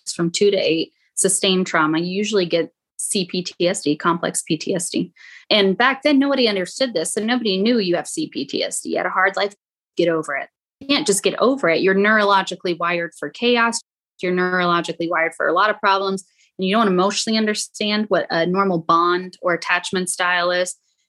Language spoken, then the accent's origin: English; the South, United States; now in Utah, United States; I'm …. Hey, y'all. I'm from the South and I live in Utah.